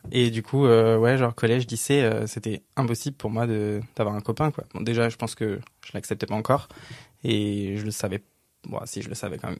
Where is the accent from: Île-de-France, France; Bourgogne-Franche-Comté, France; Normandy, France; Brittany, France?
Île-de-France, France; a village north of Cergy; J'ai grandi dans un petit village, vraiment un tout petit village de 800 habitants, un peu au nord de Cergy